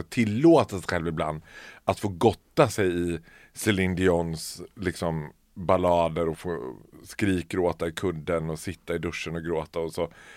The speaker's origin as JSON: {"language": "Swedish", "town": "Borlänge", "region": "Dalarna County", "country": "Sweden", "tie": "born or raised there", "moved": "yes", "said": "Jag är född och uppvuxen i Bålänge"}